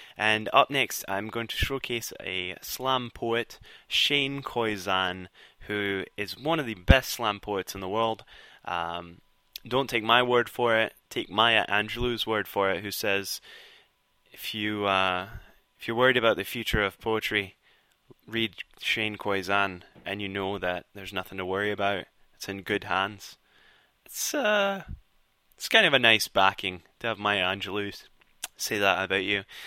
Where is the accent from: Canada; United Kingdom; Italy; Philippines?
United Kingdom; Scotland; accent: Scottish; my Scottish accent.